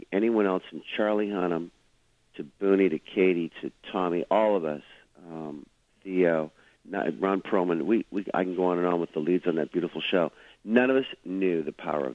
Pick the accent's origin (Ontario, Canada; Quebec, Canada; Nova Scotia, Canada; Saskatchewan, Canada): Saskatchewan, Canada; Saskatoon; moved away; grow up in a small, beautiful little home in Saskatoon